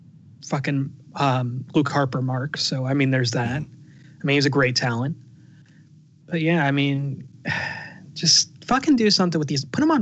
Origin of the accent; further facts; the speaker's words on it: United Kingdom; I'm the GM of NXT, but I'm also British, and these are my guys.